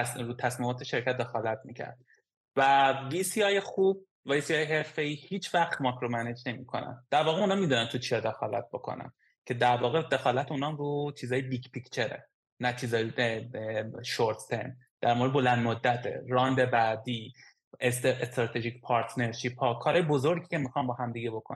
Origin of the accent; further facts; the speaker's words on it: Iran; now in Estonia; از ایران اومدیم